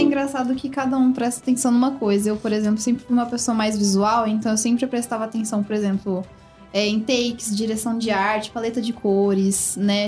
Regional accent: São Joaquim da Barra, São Paulo, Brazil; now in Ribeirão Preto, Brazil; Eu sou de São Joaquim da Barra e lá, tipo, é muito pequeno, muito pequeno mesmo.

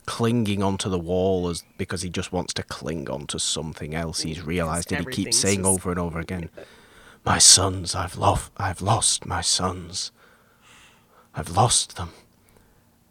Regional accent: England, United Kingdom; me being English

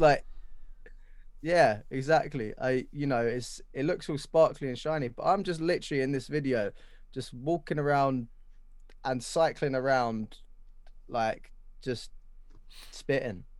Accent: London, United Kingdom; Where I grew up in Wanstead

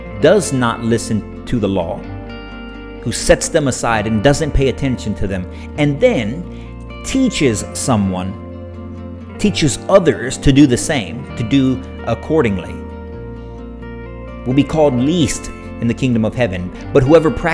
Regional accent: United States; as Christian American parents, as Christian American adults, as Christian Americans in our communities

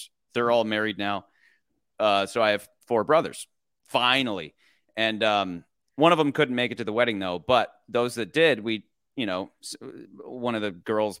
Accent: Michigan, United States; Oh, like family friends from growing up in Michigan.

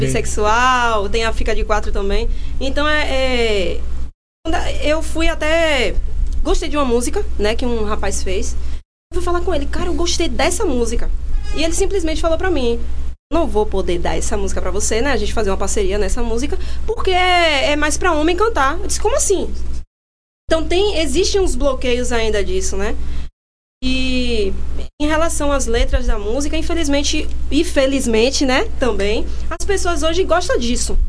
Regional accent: Alagoinhas, Bahia, Brazil; also born or lived in Pojuca; now in Camaçari, Brazil; Eu nasci em Pojuca, Fui criada em Alagoinhas

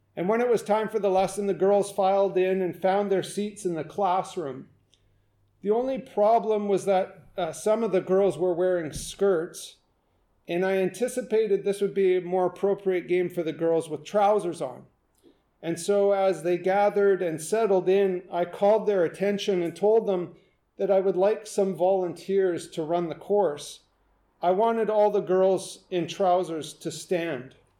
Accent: western Canada, British Columbia, Canada; I'm from about as far west in Canada that you can possibly get

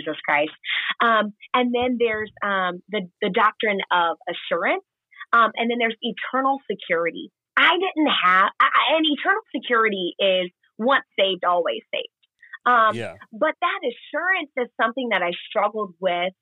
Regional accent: North Carolina, United States; I'm from North Carolina, the better of the Carolinas

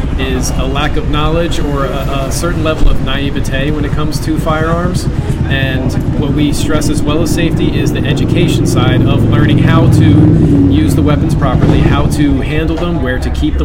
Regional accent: Philadelphia, Pennsylvania, United States; moved away as an adult; also born or lived in North Carolina; now in Arizona, United States; I am originally from Philadelphia

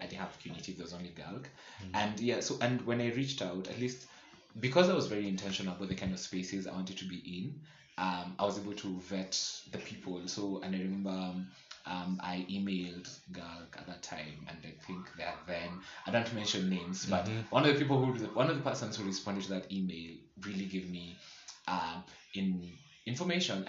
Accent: Nakuru, Nakuru County, Kenya; moved away as an adult; also born or lived in Eldoret; I grew up in Nakuru, so I literally didn't know any other queer person in Nakuru

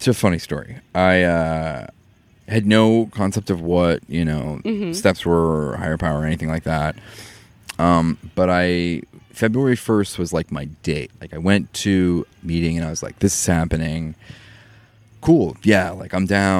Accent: Maine, United States; I come from Maine, where there's rich drinking culture, and it's like part of my heritage

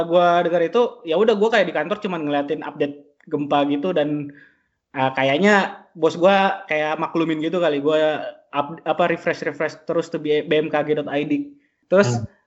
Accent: Palu, Central Sulawesi, Indonesia; born there; gue kan lahir di Palu

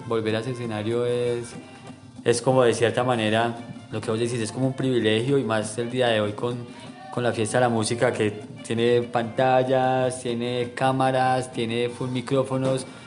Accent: Manizales, Caldas, Colombia; de acá de la ciudad de Manizales.

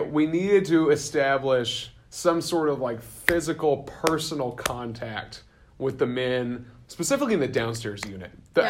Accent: the South, United States; moved away; we're both from the South

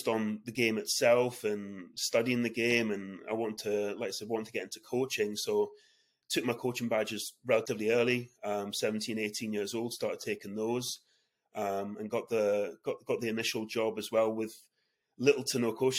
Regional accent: United Kingdom; moved away as an adult; also born or lived in Edinburgh, Scotland / Boston, United States; now in San Diego, United States; I was born in Edinburgh, Scotland, and then I grew up on the English-Scottish border

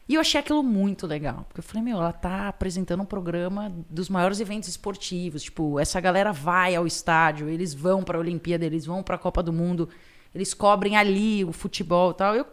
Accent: Piracicaba, São Paulo, Brazil; now in São Paulo, Brazil; Eu sou do interior, sou de Piracicaba, que não é uma cidade tão pequena.

